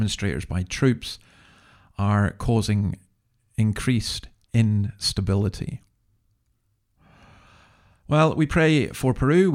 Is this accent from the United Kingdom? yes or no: yes; Scotland, United Kingdom; now in Sydney, Australia; living in Sydney, but being Scottish and being proud to be Scottish